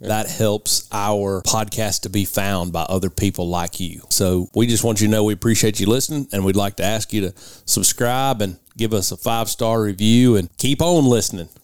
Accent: Tennessee, United States; I grew up hunting in Middle Tennessee

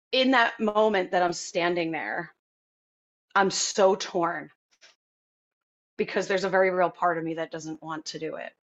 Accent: Hopatcong, New Jersey, United States; I grew up in Hopatcong, New Jersey

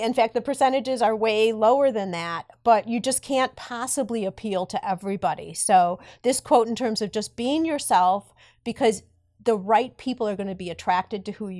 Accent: Highland Park, Illinois, United States; Highland Park, which is my hometown as well.

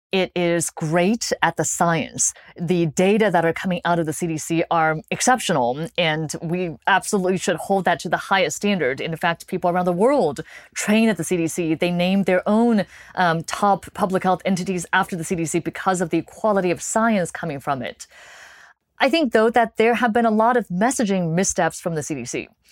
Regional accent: California, United States; moved away; I grew up in California

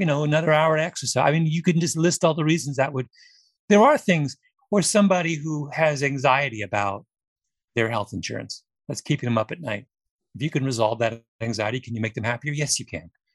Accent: Canada; I'm Canadian

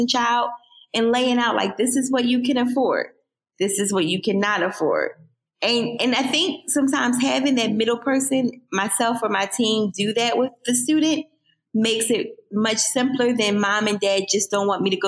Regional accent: Philadelphia, Pennsylvania, United States; also born or lived in Bloomsburg, Pennsylvania; I born and raised in Philadelphia

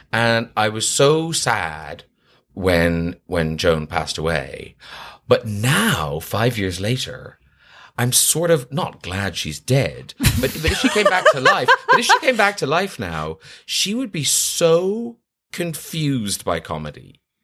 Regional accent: Ireland; now in London, United Kingdom; that was my kind of experience growing up in Ireland, was I was a bit of an outsider

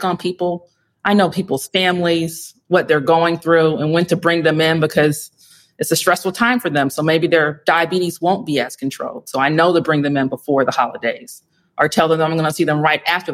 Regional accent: Atlanta, Georgia, United States; we're from Atlanta, born and raised

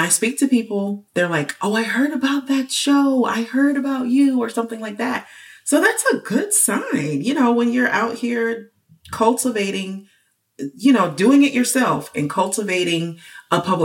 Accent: United States; as an American

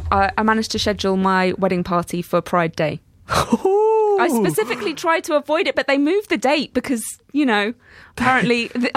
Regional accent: Scotland, United Kingdom; accent: Scottish; my Scottish accent

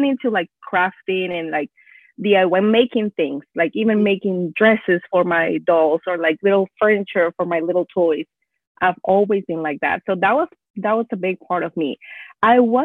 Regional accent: northern Peru, Peru; first language Spanish; English is a second language; moved away as an adult; also born or lived in Houston area, Texas; now in Houston, United States; I was born and raised in Peru, but moved here a while ago when I was 18

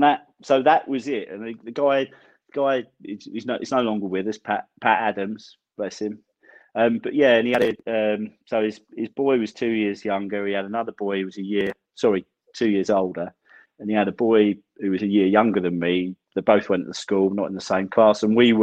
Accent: Southgate, London, United Kingdom; also born or lived in Camden; So I was born in Camden, my mum's from Kentish Town. So they're all sort of Arsenal territory. Yeah. And we moved out to Southgate, or New Southgate, so North London again, Arsenal territory.

